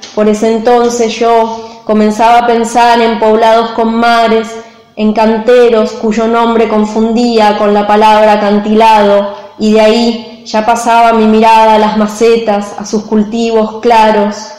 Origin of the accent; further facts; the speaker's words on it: Argentina; soy de Argentina